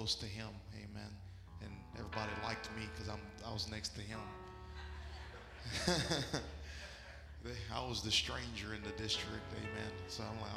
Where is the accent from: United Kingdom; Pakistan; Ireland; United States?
United States; Florida; I'm from Florida